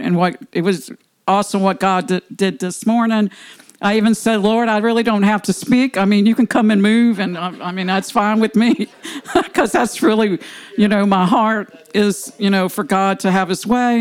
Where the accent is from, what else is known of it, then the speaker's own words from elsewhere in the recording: New Orleans, Louisiana, United States; I'm from New Orleans, well, West Bank, I consider New Orleans.